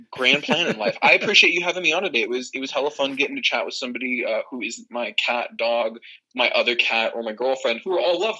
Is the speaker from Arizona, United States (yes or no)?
yes; Arizona, United States; I'm from Arizona.